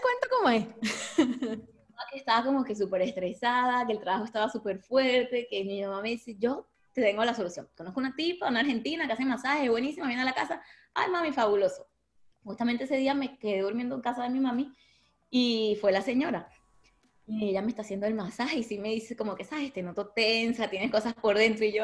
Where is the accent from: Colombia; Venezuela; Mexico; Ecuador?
Venezuela; moved away as an adult; also born or lived in Lechería; now in Miami, United States; somos venezolanos